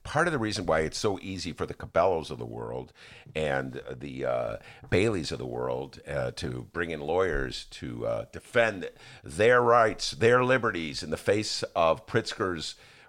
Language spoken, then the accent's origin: English; Gary, Indiana, United States; I grew up in Gary.